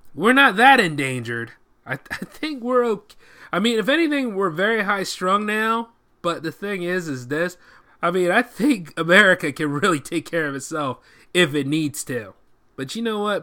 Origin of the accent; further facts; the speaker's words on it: United States; as an American